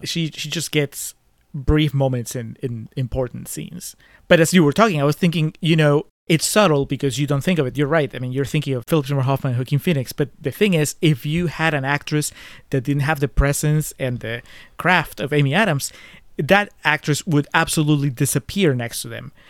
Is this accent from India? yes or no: no; Peru; my home country